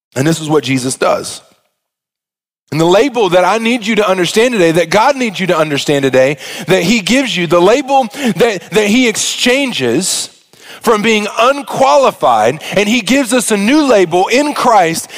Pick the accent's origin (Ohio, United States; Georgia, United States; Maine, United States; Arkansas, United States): Arkansas, United States; moved away; I'm from Arkansas, and so we just say things a little different y'all do around these parts